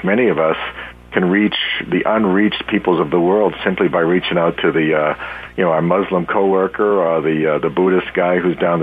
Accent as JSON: {"language": "English", "town": "Boston", "region": "Massachusetts", "country": "United States", "tie": "born or raised there", "said": "I'm from the Boston area all my life"}